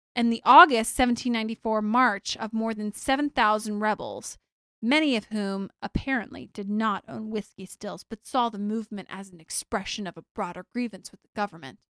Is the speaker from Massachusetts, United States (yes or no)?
no; Louisiana, United States; Louisiana, which, as everybody knows, is my birthplace